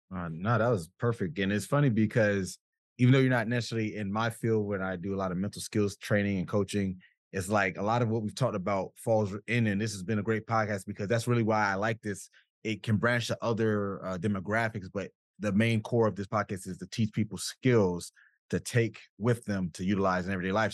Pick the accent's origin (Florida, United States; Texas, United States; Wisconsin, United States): Florida, United States; South; I'm from South Florida